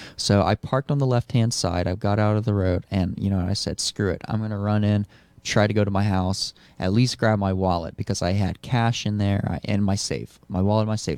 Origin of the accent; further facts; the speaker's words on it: Lafayette, Louisiana, United States; moved away as an adult; also born or lived in Maui, Hawaii; now in Kalispell, United States; Lafayette, my hometown, that I lived